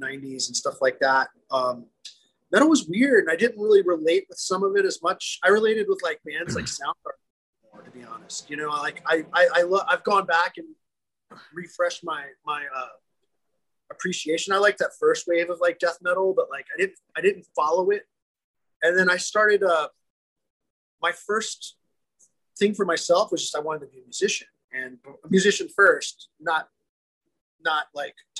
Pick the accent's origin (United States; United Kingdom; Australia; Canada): United States; Louisiana; I'm from Louisiana